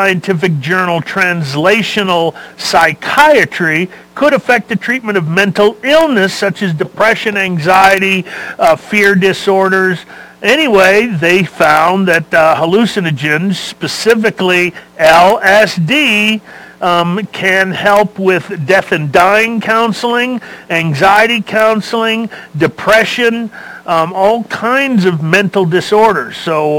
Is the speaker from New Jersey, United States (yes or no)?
no; Los Angeles, California, United States; I was born and raised in Los Angeles. So what did we do? Everything.